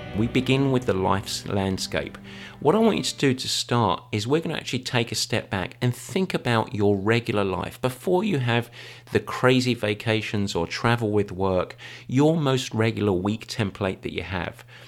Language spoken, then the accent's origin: English; England, United Kingdom; I am English. I was raised on afternoon English tea